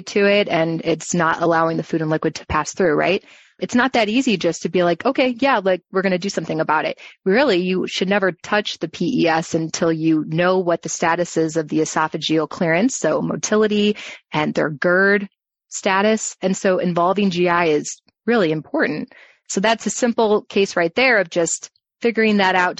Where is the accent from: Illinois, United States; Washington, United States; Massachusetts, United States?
Illinois, United States; Chicago; moved away as an adult; also born or lived in Urbana-Champaign, Illinois / Florida; now in Arizona, United States; I'm from Chicagoland, and I went to U of I in Urbana-Champaign for my undergrad